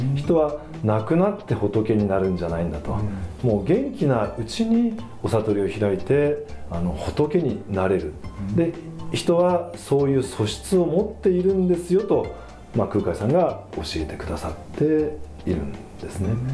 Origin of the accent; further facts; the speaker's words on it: Kanagawa, Japan; 1968年に神奈川県で生まれまして